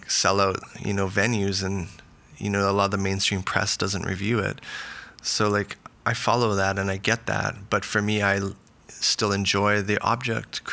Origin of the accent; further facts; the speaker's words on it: Vancouver, British Columbia, Canada; now in Los Angeles, United States; I grew up in Vancouver